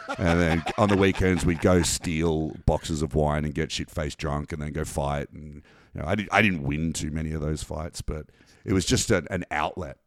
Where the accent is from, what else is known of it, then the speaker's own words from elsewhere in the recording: Canberra, Australian Capital Territory, Australia; we grew up in Canberra